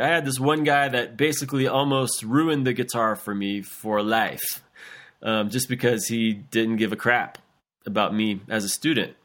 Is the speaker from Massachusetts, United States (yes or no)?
no; South Louisiana, United States; when I was eight years old, growing up in South Louisiana